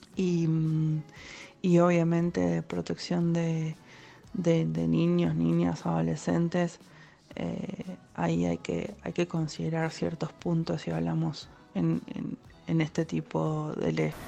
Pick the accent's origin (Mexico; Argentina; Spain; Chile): Argentina; Somos argentinos